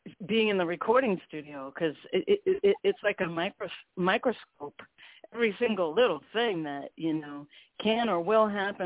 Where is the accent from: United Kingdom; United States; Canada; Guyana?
United States; Cleveland, Ohio; now in Boston, United States; I grew up in Cleveland, Ohio, and we were on a little farm